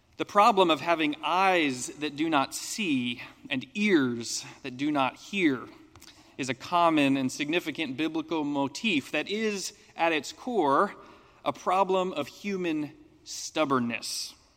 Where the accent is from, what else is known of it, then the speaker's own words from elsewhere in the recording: United States; as an American